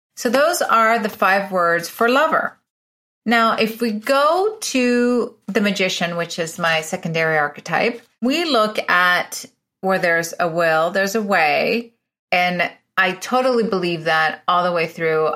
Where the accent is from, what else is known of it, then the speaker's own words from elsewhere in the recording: Venezuela; moved away as an adult; also born or lived in Illinois, United States; now in United States; I'm originally from Venezuela. I was born in Venezuela.